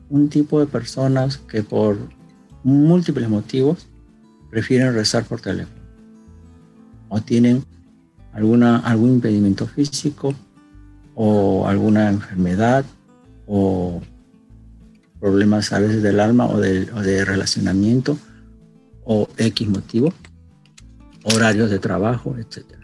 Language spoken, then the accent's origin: Spanish; Peru; now in Japan; Nosotros en Japón somos extranjeros, somos peruanos